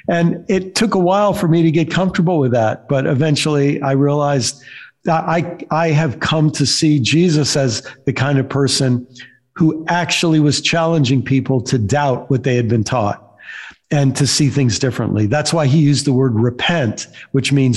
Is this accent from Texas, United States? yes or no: no; upstate New York, United States; also born or lived in Illinois / Maryland; now in Florida, United States; I was born in upstate New York, lived most of my life in Maryland, and for the last 14 years have lived in Florida. But most of my growing up was in New York and a short time in Illinois and then in Maryland